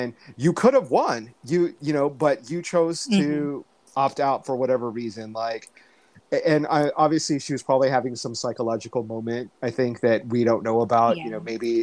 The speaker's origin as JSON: {"language": "English", "country": "United States", "said": "we're American, we're not English"}